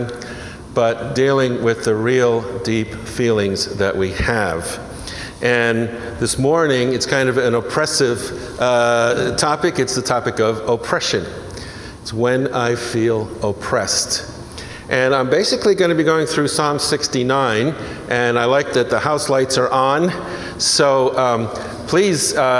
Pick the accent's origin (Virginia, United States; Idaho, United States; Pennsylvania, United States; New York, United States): New York, United States; New York City; also born or lived in New Jersey; I'm from New York, born and raised in New York City and New Jersey, across the river